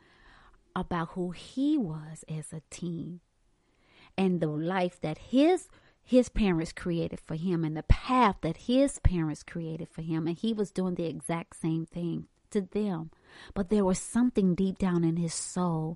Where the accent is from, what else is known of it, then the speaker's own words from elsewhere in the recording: Hartsville, South Carolina, United States; moved away as an adult; also born or lived in Charlotte; I'm from Hartsfield, South Carolina. We don't have skyscrapers there.